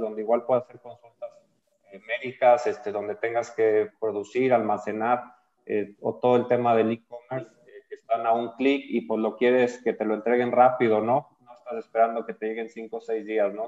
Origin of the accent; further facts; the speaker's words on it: San Luis Potosí, Mexico; now in Yucatán, Mexico; yo soy de San Luis Potosí